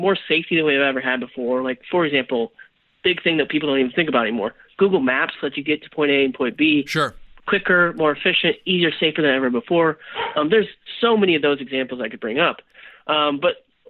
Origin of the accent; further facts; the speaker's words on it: Nebraska, United States; moved away; I'm from Nebraska originally